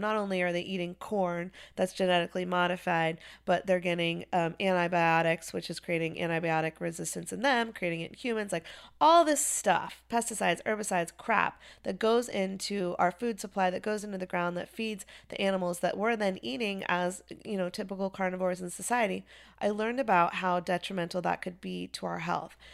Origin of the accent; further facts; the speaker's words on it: Chapel Hill, North Carolina, United States; also born or lived in Wilmington, North Carolina; I grew up in Chapel Hill, North Carolina